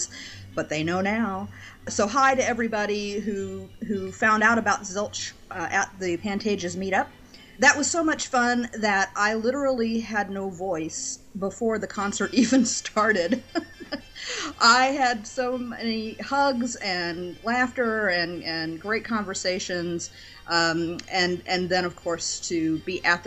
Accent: St. Louis, Missouri, United States; my hometown of St. Louis

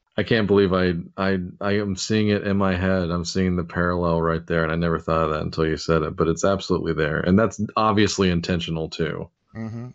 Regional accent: United States; being an American

